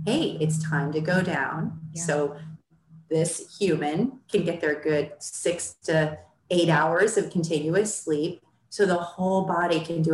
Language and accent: English; Midwest, United States; I grew up showing horses in the Midwest